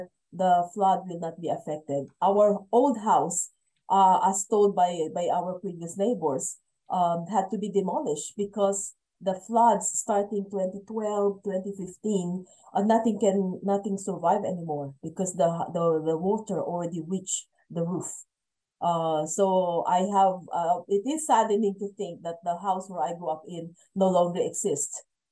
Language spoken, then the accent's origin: English; Central Luzon, Philippines; I am from the Philippines. I grew up in a province called Bulacan.